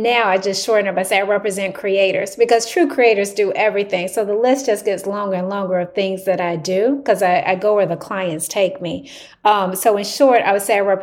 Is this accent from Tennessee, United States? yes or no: yes; Tennessee, United States; I'm from Tennessee